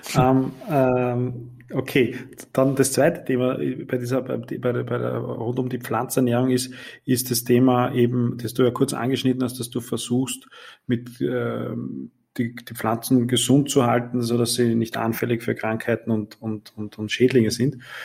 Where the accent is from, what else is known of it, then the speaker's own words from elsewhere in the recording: Eastern Austria, Austria; Bei uns in Ostösterreich